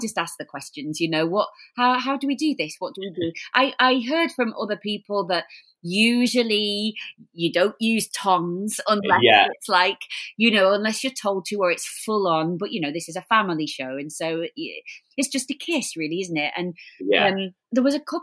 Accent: Blackpool, North West England, United Kingdom; We're from Blackpool

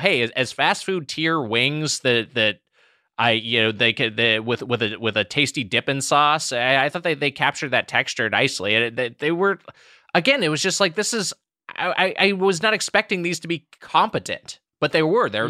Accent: Southern California, United States; growing up in Southern California

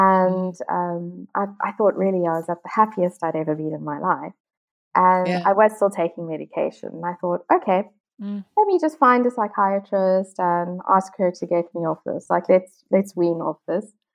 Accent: South Africa; moved away; I'm originally from South Africa

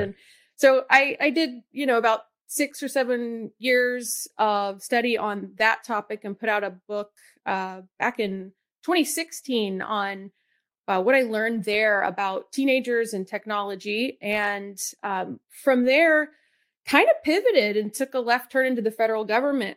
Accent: Atlanta, Georgia, United States; I grew up in Atlanta

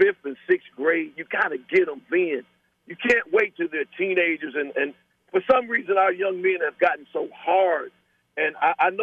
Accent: Lincoln Heights, Ohio, United States; me growing up in Lincoln Heights

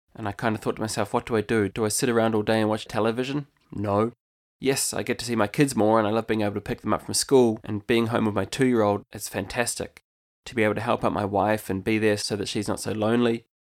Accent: New Zealand; moved away as an adult; now in County Limerick, Ireland; I'm actually originally from New Zealand, and I've called Ireland home since two thousand eleven.

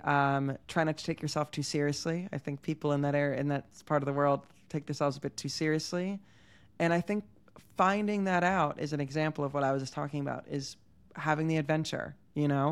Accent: Havertown, Pennsylvania, United States; moved away as an adult; now in Tel Aviv, Israel; I'm from Pennsylvania

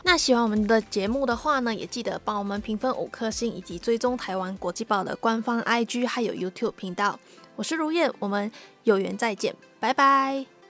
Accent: Malaysia; moved away as an adult; now in Taiwan; 我在我的家乡，就是马来西亚的时候，无论是在上课或者是在家里，都算是群体生活吧

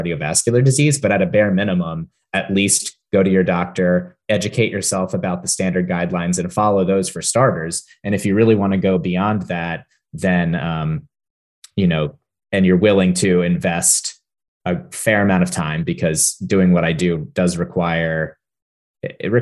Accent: near Hershey, Pennsylvania, United States; I grew up near Hershey, Pennsylvania

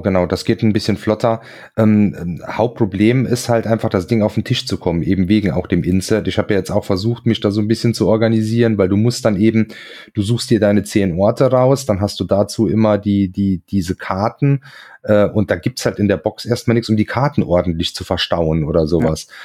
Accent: Hunsrück, Rhineland-Palatinate, Germany; im Hunsrück, äh, meine Heimat quasi

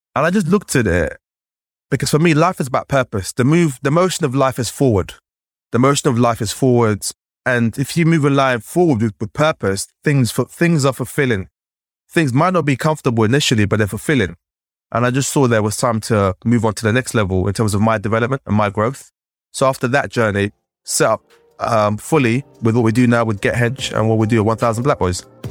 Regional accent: London, United Kingdom; growing up in London

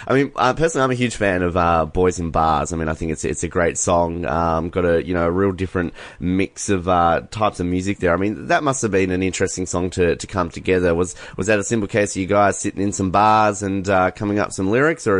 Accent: Australia; I as an Australian, we're kind of in a bubble.

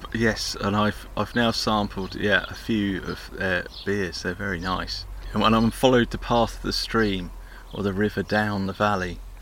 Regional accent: Hampshire, South East England, United Kingdom; when I was a kid growing up in Hampshire

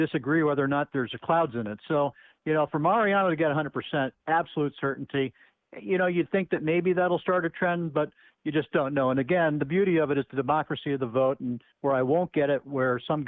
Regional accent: New England, United States; I'm born and bred in New England

